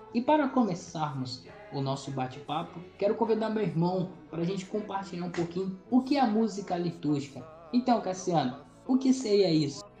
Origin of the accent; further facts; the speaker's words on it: Aracruz, Espírito Santo, Brazil; tenho 21 anos, sou natural de Aracruz, da paróquia São João Batista e da comunidade do interior chamada São Caetano